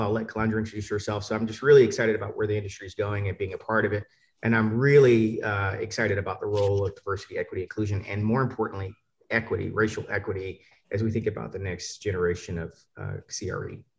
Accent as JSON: {"language": "English", "town": "Atlanta", "region": "Georgia", "country": "United States", "tie": "born or raised there", "said": "I grew up in Atlanta, and not the great part of Atlanta."}